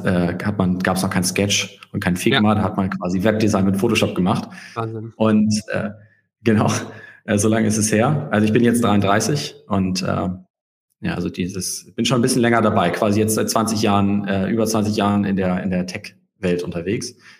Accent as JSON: {"language": "German", "region": "Hamburg", "country": "Germany", "said": "ich ähm, bin Hamburger"}